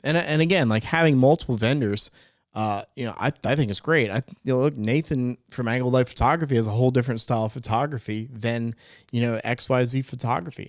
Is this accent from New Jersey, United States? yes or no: yes; New Jersey, United States; now in Greenville, United States; I was born in New Jersey, so I got a little, still got a little bit Jersey in me